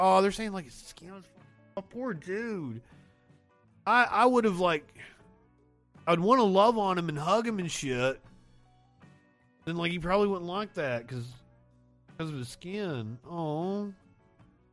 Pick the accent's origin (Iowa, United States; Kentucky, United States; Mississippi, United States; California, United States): Kentucky, United States; also born or lived in Appalachia; now in Alabama, United States; I am a country boy. I am from Kentucky and I'm sitting in Alabama